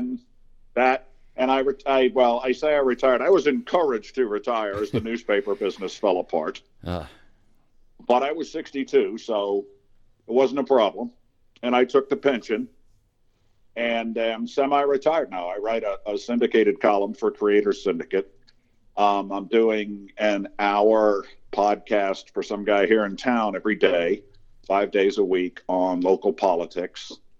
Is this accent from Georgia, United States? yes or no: no; Fall River, Massachusetts, United States; I was born where I live now in Fall River, Massachusetts. It's a post-industrial city of about 90,000, but I was born in 1957